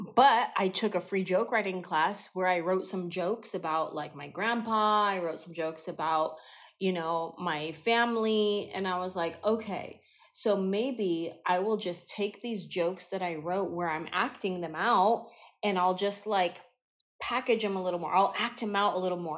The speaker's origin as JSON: {"language": "English", "town": "San Jose", "region": "California", "country": "United States", "said": "I'm just this little Mexican girl from San Jose"}